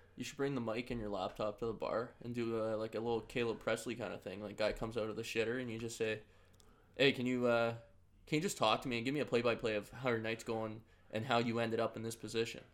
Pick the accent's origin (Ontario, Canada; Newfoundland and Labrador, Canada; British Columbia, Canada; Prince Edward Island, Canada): Ontario, Canada; Orleans; now in Fayetteville; I'm from Orleans, Ontario.